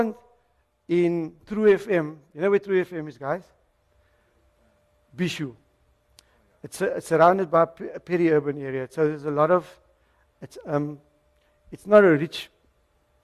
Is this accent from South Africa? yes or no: yes; Cape Town, Western Cape, South Africa; I'm a Cape Townian, born and bred in Mitchell's Plain